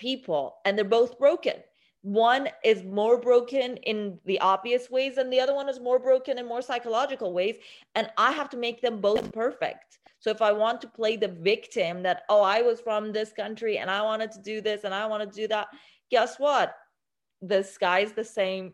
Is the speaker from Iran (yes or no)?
yes; Iran; now in United States; I was born in Iran.